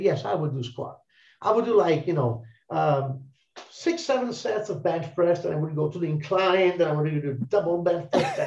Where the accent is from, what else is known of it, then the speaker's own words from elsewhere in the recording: Italy; English is a second language; we're all Italians